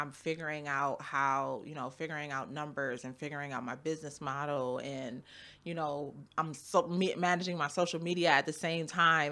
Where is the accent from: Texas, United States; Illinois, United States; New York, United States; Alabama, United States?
New York, United States; Buffalo; also born or lived in Cheektowaga; I was born and raised in Buffalo. My mom moved me to Cheektowaga